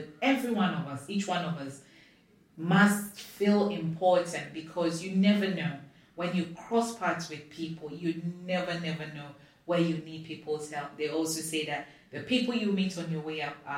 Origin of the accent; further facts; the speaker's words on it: Ghana; I'm from Africa, I'm from Ghana.